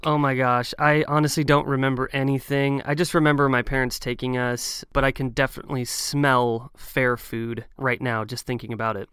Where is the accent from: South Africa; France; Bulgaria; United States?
United States; Oregon; based in my home state of Oregon